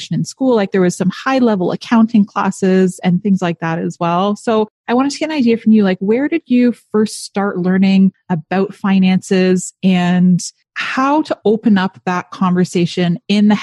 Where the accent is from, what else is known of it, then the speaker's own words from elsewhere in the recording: Canada; I'm Canadian